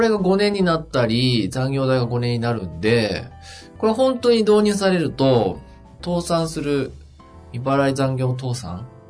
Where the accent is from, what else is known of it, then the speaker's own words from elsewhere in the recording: Yamagata, Japan; moved away; 僕の田舎の山形県